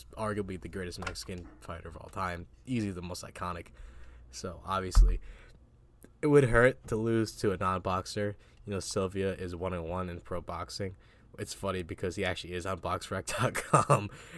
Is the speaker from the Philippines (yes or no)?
yes; Philippines; I'm Filipino, so I'm not fully Spanish